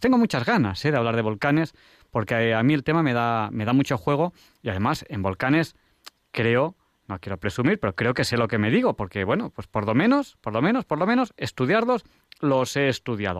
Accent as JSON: {"language": "Spanish", "region": "Catalonia", "country": "Spain", "moved": "yes", "lives_now": "Madrid, Spain", "said": "como catalán"}